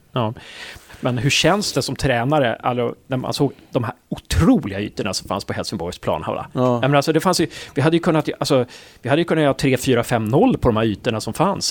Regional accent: Uppsala, Uppsala County, Sweden; now in Gävle, Sweden; jag är från Uppsala, så jag, jag har ju också, jag har blivit kvar här

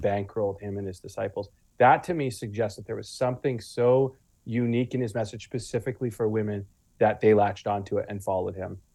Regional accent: Guelph, Ontario, Canada; now in Wales, United Kingdom; I grew up in Guelph, Ontario, near Toronto

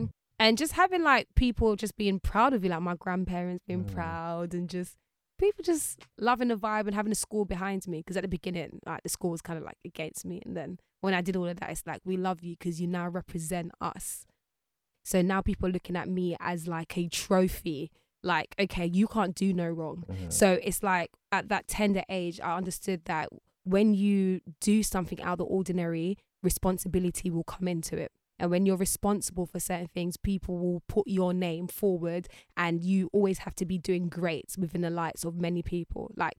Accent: London, United Kingdom; born there; also born or lived in Jamaica; No, I was born over here. So I was born in London. And then my mom shipped me and my brothers off one point in our lives. I think maybe around 7.

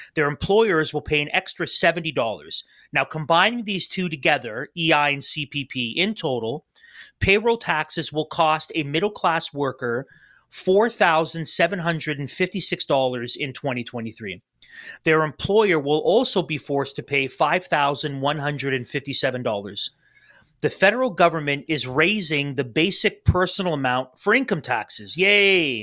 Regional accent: Canada

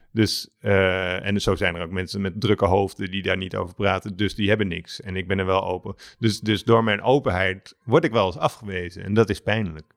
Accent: Alphen aan den Rijn, South Holland, Netherlands; moved away; door aan de Rijn, waar ik vandaan kom

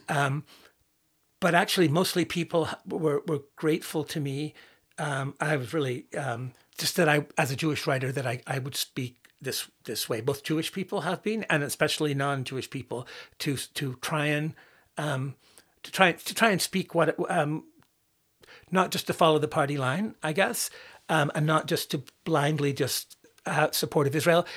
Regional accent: Northern Ireland, United Kingdom; growing up in Northern Ireland during the Troubles

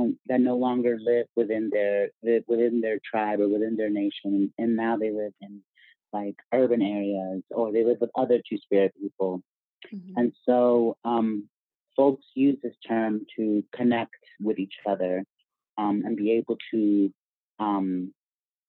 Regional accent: Virginia, United States; I grew up in Virginia.

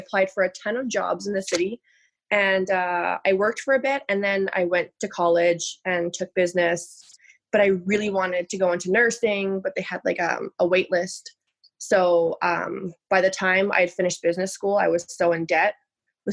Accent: Pine Falls, Manitoba, Canada; I grew up in a small town of like 2,000 people outside of Winnipeg called Pine Falls

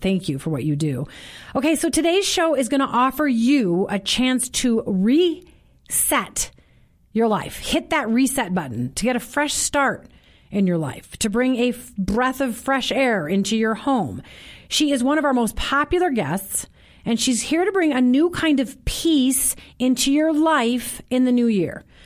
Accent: Minnesota, United States; I grew up in Minnesota

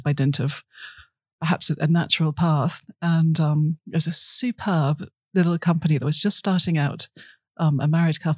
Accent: Birmingham, West Midlands, United Kingdom; moved away; I grew up in Birmingham, which is about as far as the sea, far from the sea as you can get.

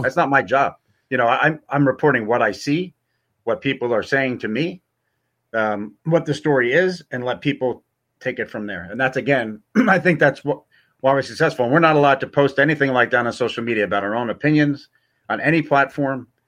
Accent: New York, United States; I'm from New York

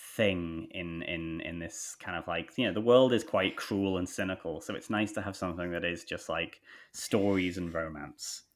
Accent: England, United Kingdom; moved away as an adult; also born or lived in Thailand; now in Australia; growing up in England

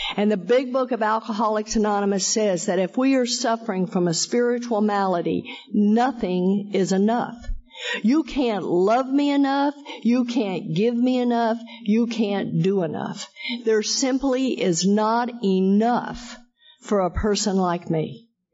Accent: Texas, United States; I am a hick from Texas

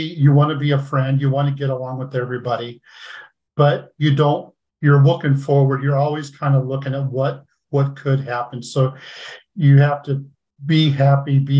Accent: Nebraska, United States; I grew up in Nebraska. I've always lived here

